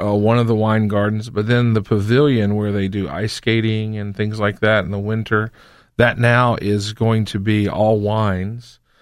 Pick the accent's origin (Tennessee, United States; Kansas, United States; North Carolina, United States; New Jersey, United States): North Carolina, United States; I grew up in North Carolina.